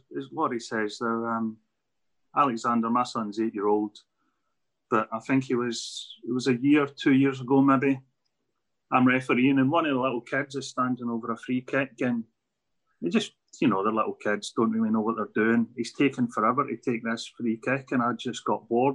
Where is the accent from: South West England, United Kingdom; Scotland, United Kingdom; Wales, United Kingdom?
Scotland, United Kingdom; moved away; I'm from Scotland, soccer background